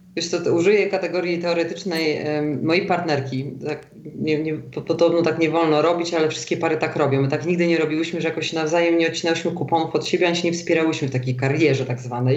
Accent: Warsaw, Masovian Voivodeship, Poland; moved away as an adult; also born or lived in London; now in Zurich, Switzerland; ja jestem warszawianką od pokoleń z linii matki

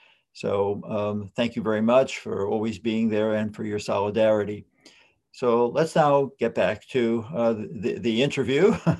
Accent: New York City, New York, United States; You're talking to a Bronx boy.

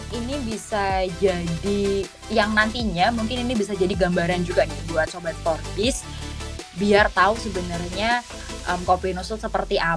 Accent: Kediri, East Java, Indonesia; aku asalnya itu dari Kediri Jawa Timur. Mungkin ini kota yang cukup kecil dan belum terlalu dimengerti oleh banyak orang.

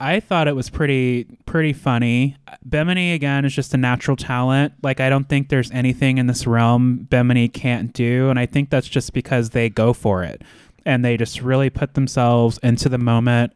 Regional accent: United States; being American

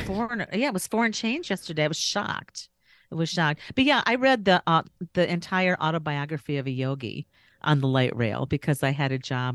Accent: Chicago, Illinois, United States; also born or lived in San Francisco Bay Area; now in Phoenix, United States; I grew up in Chicago

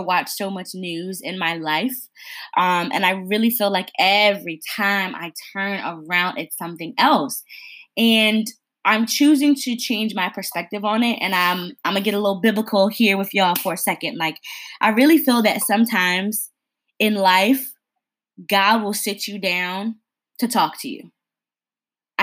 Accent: Connecticut, United States; moved away; I'm from Connecticut originally. And there were buses coming from my hometown

